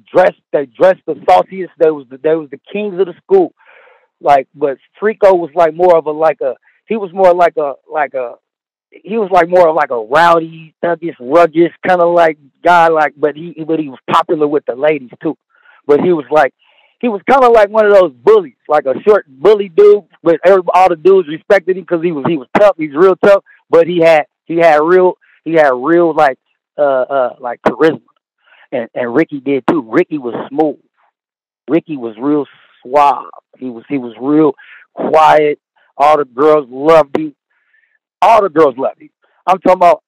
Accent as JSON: {"language": "English", "town": "Richmond", "region": "California", "country": "United States", "said": "We come from Richmond, California, Crescent Park, in South Side Richmond"}